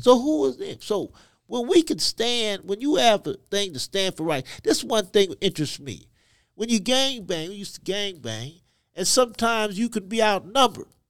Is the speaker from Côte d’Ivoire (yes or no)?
yes; Côte d’Ivoire; born in Ivory Coast, West Africa, to parents who were missionaries